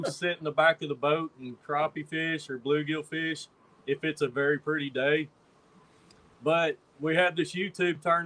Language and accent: English; United States; I grew up on the Cumberland River